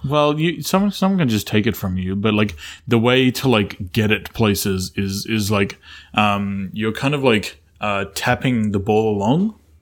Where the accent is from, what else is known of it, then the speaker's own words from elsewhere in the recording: Australia; I grew up in Australia